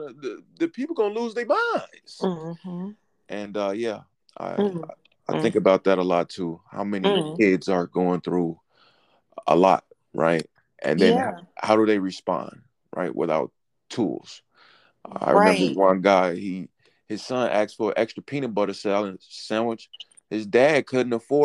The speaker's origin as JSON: {"language": "English", "town": "Chicago", "region": "Illinois", "country": "United States", "said": "I'm from Chicago."}